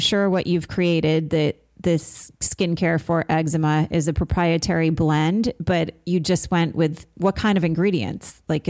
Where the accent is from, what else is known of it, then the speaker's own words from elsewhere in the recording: Vermont, United States; I'm from Vermont